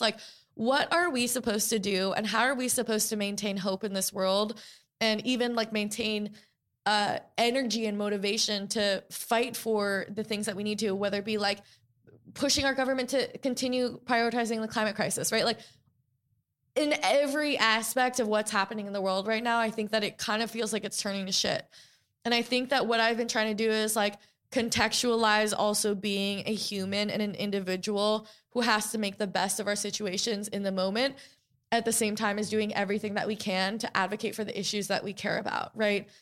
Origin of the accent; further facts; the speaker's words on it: New York City, New York, United States; I grew up in New York City post nine eleven, a few blocks from the World Trade Center